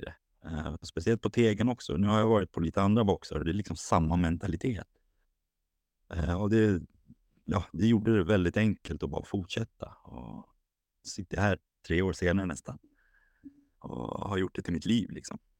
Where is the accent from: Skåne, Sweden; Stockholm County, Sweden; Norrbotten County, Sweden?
Stockholm County, Sweden; Haninge; now in Sundbyberg, Sweden; född och uppvuxen i Stockholm, i Haninge